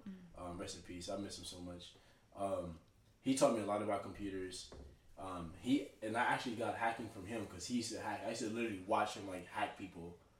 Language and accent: English; Dallas, Texas, United States; also born or lived in Tulsa, Oklahoma; now in Jacksonville, United States; I'm from Dallas, Texas.